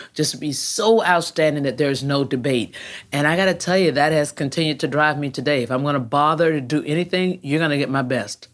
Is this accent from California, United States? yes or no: no; Jacksonville, Florida, United States; also born or lived in Texas; I grew up right up the road, uh, here in Florida at Jacksonville.